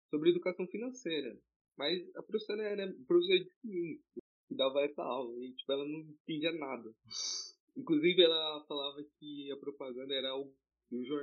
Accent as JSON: {"language": "Portuguese", "region": "São Paulo", "country": "Brazil", "said": "Eu sou de São Paulo, capital, Zona Leste."}